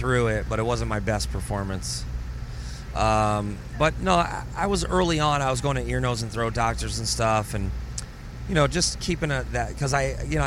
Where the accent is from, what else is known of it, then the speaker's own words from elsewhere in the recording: Ireland; Irish people, we hate the doctor.